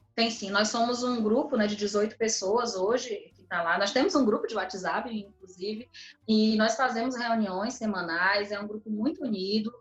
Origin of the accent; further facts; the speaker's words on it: Fortaleza, Ceará, Brazil; Até o posto aqui da Floresta, eu lembro quando eu era criança, a gente chegava de madrugada lá